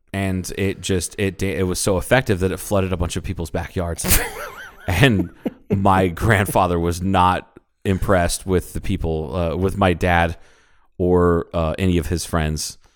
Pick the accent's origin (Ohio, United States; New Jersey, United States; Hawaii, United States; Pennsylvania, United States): Ohio, United States; suburban; this is suburban Ohio